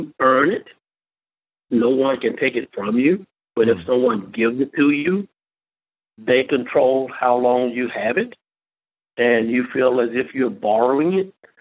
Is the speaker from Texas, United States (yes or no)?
no; York, Alabama, United States; I grew up in the Millville community, which is outside of York, Alabama.